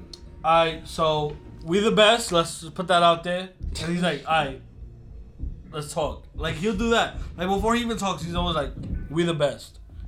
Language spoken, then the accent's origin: English; New York, United States; I'm from New York, nigga.